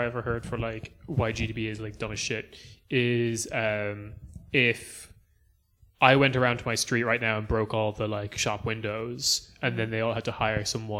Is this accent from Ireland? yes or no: yes; Ireland; As the Irish person in the room